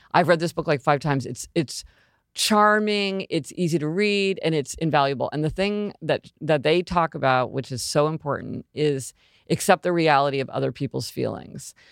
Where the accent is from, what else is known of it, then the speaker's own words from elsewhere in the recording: Kansas City, Missouri, United States; moved away as an adult; I'm from Kansas City, Missouri. That's where I was born, and I spent, you know, until I went to college, I lived in Kansas City, Missouri